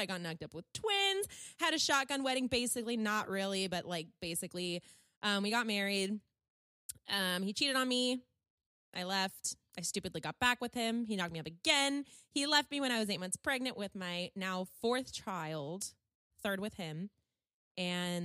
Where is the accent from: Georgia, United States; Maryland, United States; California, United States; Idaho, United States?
California, United States; born and raised in California